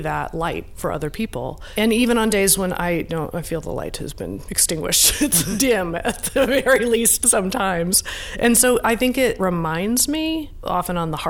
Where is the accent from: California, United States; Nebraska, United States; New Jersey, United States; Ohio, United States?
Nebraska, United States; also born or lived in Iowa; I grew up in Nebraska and Iowa in the evangelical church.